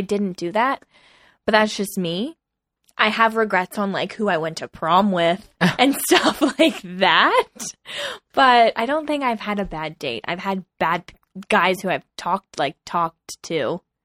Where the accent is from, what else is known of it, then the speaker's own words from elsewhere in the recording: East Coast, United States; we're both from the East Coast, which I think has a different vibe than the totally. West Coast.